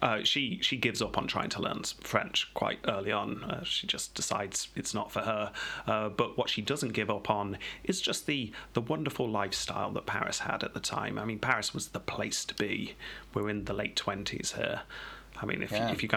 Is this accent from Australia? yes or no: no; England, United Kingdom